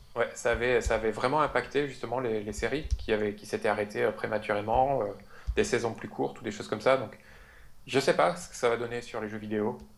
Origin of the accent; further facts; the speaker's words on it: France; accent: French; avec mon super accent français